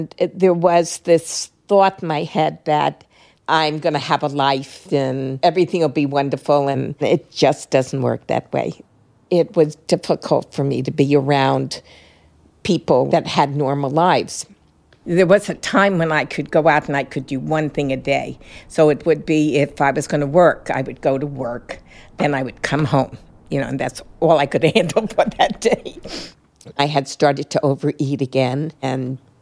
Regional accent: New York City, New York, United States; I was born in Brooklyn

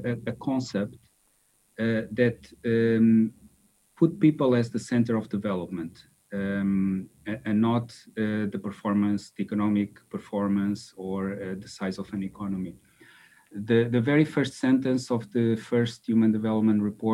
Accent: Lisbon, Portugal; moved away as an adult; also born or lived in Austin, Texas, United States; I grew up in Lisbon

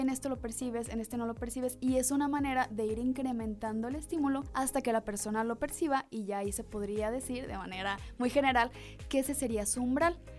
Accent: Mexico; los mexicanos consumimos muchísimo chile

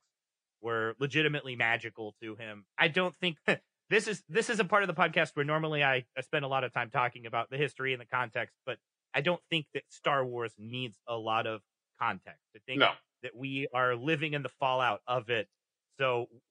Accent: Kansas City, Missouri, United States; I'm from Kansas City

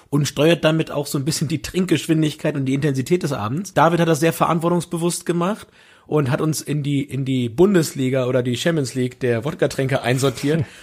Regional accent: southern Lower Saxony, Germany; aus Südniedersachsen, da sagt man das so.

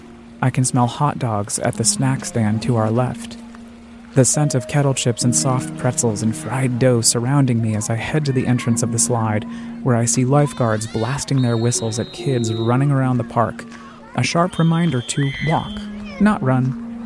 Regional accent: Colorado Springs, Colorado, United States; Colorado Springs, my hometown

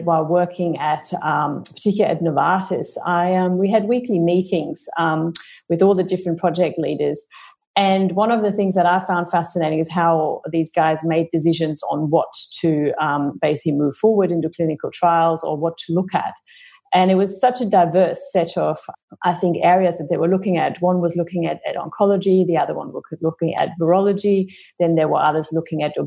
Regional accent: Germany; moved away as an adult; now in Australia; I grew up in Germany

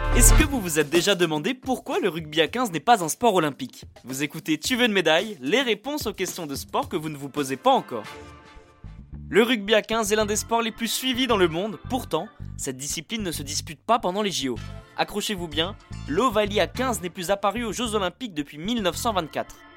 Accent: France; chez nous, en France

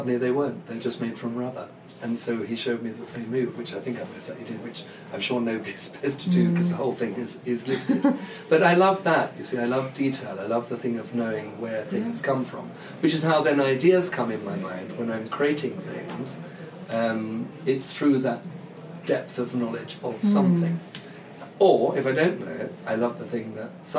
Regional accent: London, United Kingdom; I'm a Londoner. I know London quite well

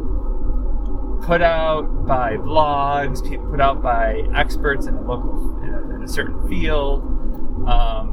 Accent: Buffalo, New York, United States; growing up in Buffalo in the 80s, there was a whole bunch of local department stores.

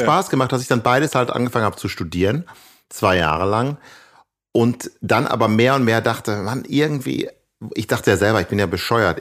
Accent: Ibbenbüren, North Rhine-Westphalia, Germany; moved away; also born or lived in Gelsenkirchen / Amsterdam; wo ich aufgewachsen bin, in Ibbenbüren

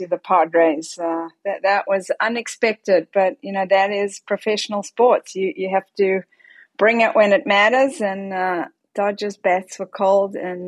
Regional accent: Johannesburg, Gauteng, South Africa; I grew up in Johannesburg, South Africa

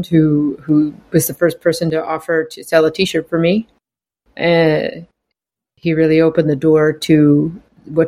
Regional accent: Cape Breton, Nova Scotia, Canada; moved away; I'm from Cape Breton, which is an island in Nova Scotia

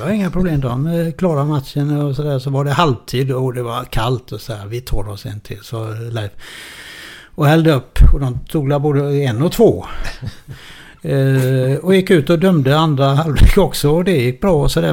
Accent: Gothenburg, Västra Götaland, Sweden; moved away; also born or lived in Malmö; … och jag är urgöteborgare

